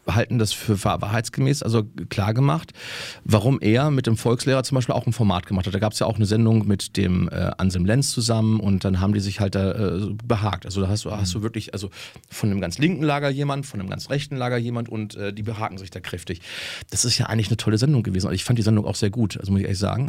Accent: Germany; als Deutscher

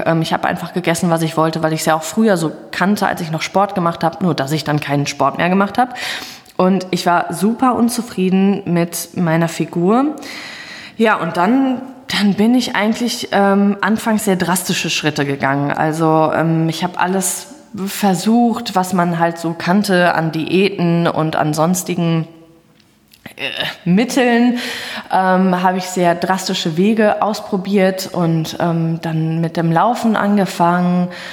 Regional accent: Hagen, North Rhine-Westphalia, Germany; ich komme aus Hagen

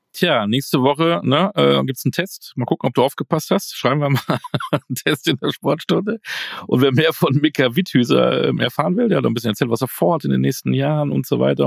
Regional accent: Münster, North Rhine-Westphalia, Germany; Ich bin ja Münsteraner

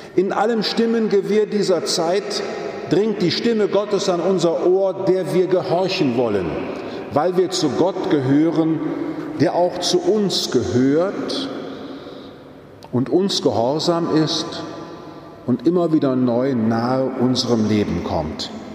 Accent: Stadtlohn, North Rhine-Westphalia, Germany; now in Frankfurt am Main, Germany; wenn ich in meine Heimat fahre, ins Münsterland, nach Stadtlohnsee, meine Pfarrkirche

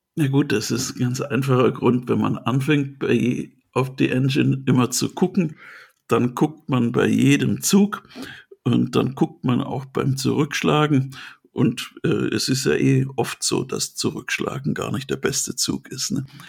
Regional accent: Swabia, Germany; Ich bin ja Schwabe.

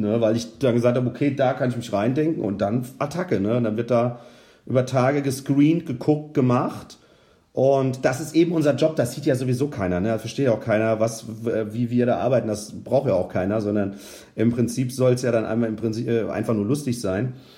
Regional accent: Rüdesheim am Rhein, Hesse, Germany; also born or lived in Eltville; komme ich ja gebürtig aus Hessen auch, also aus Rüdesheim am Rhein und habe dann in Eltville in der Fassennacht mit zwölf Jahren angefangen

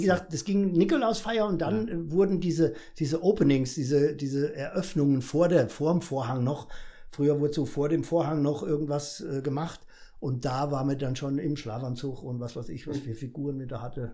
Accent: Fulda, Hesse, Germany; geboren in der Florengasse, wie sich das gehört, Bäckerer Vogel. Äh, groß geworden auf der Gasse

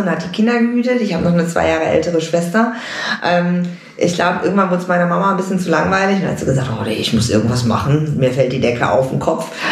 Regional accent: Münster, North Rhine-Westphalia, Germany; moved away as an adult; now in Los Angeles, United States; ich bin wirklich in Münster groß geworden, aufgewachsen, zur Schule gegangen, komplett Münsteranerin

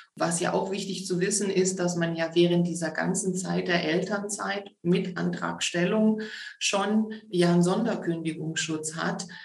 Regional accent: Stuttgart, Baden-Württemberg, Germany; also born or lived in Tübingen; Geboren, aufgewachsen bin ich so im Süden Deutschlands, im Raum, Großraum Stuttgart

